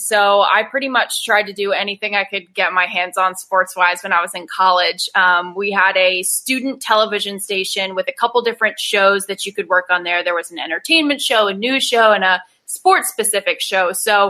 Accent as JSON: {"language": "English", "town": "Charlotte", "region": "North Carolina", "country": "United States", "tie": "born or raised there", "also_born_or_lived": "Maryland", "said": "I was born in Maryland. We moved all over the place, too many places to even list. I grew up in Charlotte, North Carolina. And then I kind of just got on 77 and went south."}